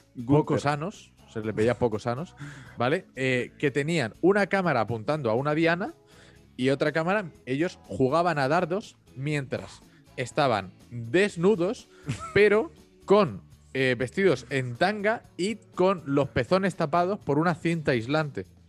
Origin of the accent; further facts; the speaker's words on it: Mallorca, Balearic Islands, Spain; also born or lived in Rome; yo soy de Mallorca, yo sé lo que es Magaluf